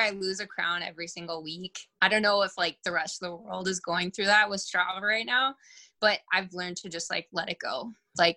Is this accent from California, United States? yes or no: no; Bismarck, North Dakota, United States; moved away; also born or lived in Minneapolis, Minnesota; I'm from Bismarck, North Dakota originally. And then I lived in Minneapolis / Twin Cities for about 8.5 years before I moved here